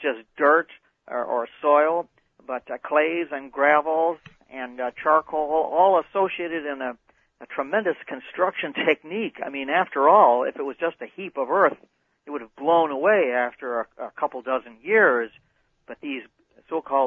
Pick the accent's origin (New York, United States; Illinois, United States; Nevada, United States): Illinois, United States; Chicago; moved away; I'm from Chicago originally